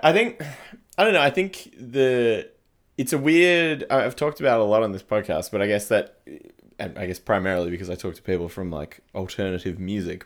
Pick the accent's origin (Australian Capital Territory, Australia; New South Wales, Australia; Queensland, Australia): Australian Capital Territory, Australia; Canberra; moved away; I grew up in Canberra and played in Canberra